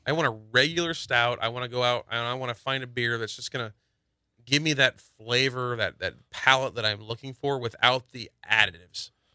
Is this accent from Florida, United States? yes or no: no; Indiana, United States; moved away; I'm from Indiana